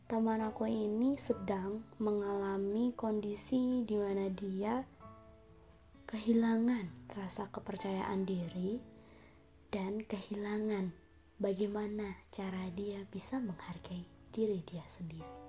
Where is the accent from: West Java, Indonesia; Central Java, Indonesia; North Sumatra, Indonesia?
Central Java, Indonesia; Semarang; Asal aku dari Semarang